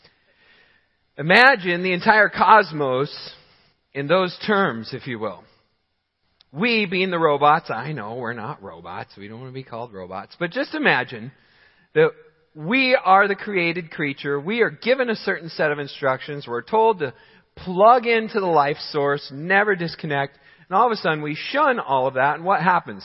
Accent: South Carolina, United States; now in Michigan, United States; I was born in South Carolina

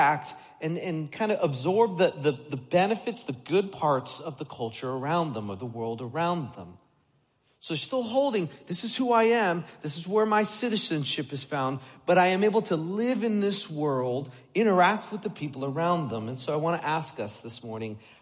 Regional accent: United States; I grew up just outside New York City

